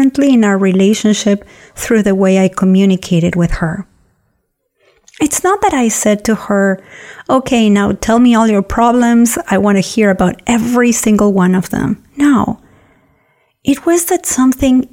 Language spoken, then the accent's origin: English; Argentina; now in United States; my hometown in Argentina where she lives